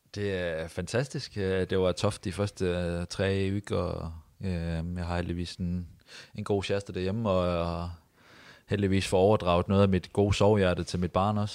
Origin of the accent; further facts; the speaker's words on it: near Odense, Southern Denmark, Denmark; moved away as an adult; also born or lived in Vejle; now in Haugesund, Norway; nesten tett på hvor jeg kommer fra